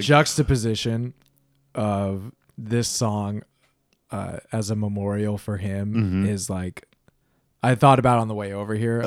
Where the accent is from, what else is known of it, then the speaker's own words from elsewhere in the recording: Wisconsin, United States; moved away; I'm from Wisconsin, so this is like back in the Midwest